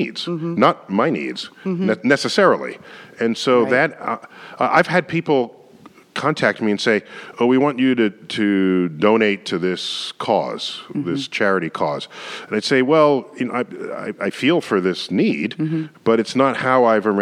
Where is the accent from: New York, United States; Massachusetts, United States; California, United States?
New York, United States; New York City; as a boy growing up in the Bronx